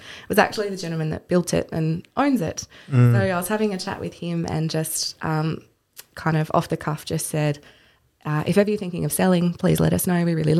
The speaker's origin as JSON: {"language": "English", "town": "Launceston", "region": "Tasmania", "country": "Australia", "tie": "born or raised there", "said": "I grew up in Launceston"}